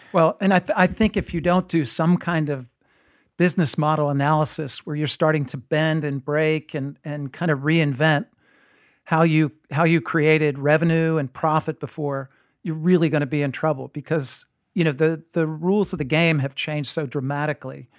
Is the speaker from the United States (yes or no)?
yes; New Jersey, United States; I grew up in New Jersey